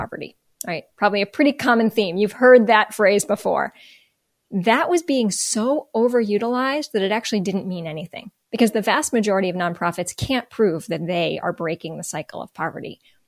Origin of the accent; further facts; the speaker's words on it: Northern New Jersey, United States; moved away as an adult; also born or lived in Baltimore; I grew up in Northern New Jersey.